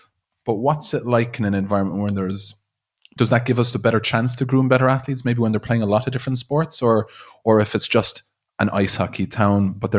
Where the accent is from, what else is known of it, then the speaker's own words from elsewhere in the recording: Limerick, Munster, Ireland; now in Dublin, Ireland; my hometown, Limerick